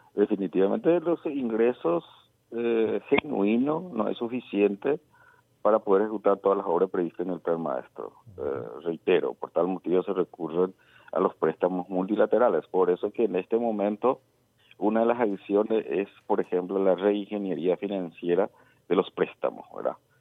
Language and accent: Spanish; Paraguay; nosotros eh, nos merecemos como paraguayos